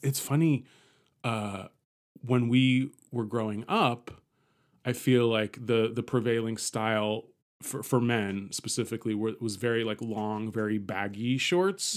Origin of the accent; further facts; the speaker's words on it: San Francisco, California, United States; I grew up in San Francisco